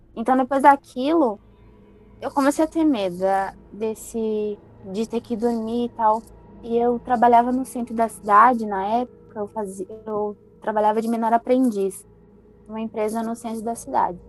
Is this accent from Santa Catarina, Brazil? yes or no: yes; Florianópolis, Santa Catarina, Brazil; also born or lived in Rio Grande do Sul; eu sou gaúcha. E eu me mudei para Floripa logo após o falecimento da minha avó. Uhum. Eu tinha seis anos quando eu cheguei em Floripa.